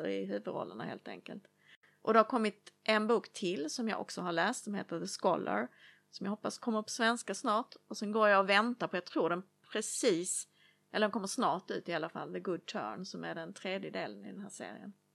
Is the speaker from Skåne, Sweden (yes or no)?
yes; Lund, Skåne, Sweden; från Oskarshamn till Lund som även är min hemstad